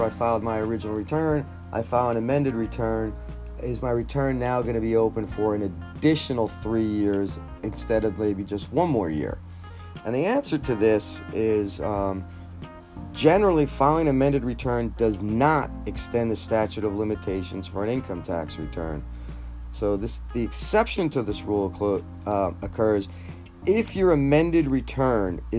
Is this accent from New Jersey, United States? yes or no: yes; New Jersey, United States; I'm from New Jersey